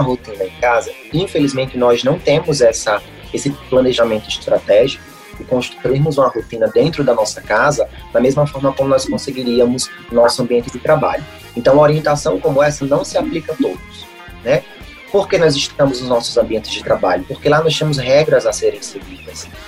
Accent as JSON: {"language": "Portuguese", "country": "Brazil", "said": "nós brasileiros"}